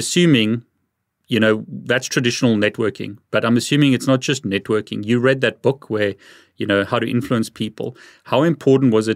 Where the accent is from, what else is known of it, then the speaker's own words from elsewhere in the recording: South Africa; now in United Kingdom; I'm from South Africa. I live in the UK. My accent is already can be a problem sometimes